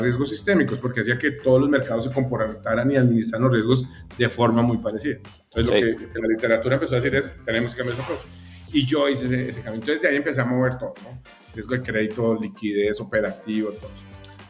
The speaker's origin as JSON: {"language": "Spanish", "country": "Colombia", "moved": "as an adult", "lives_now": "Mexico", "said": "soy colombiano, ya, ya llevo ya unos, añitos acá en México"}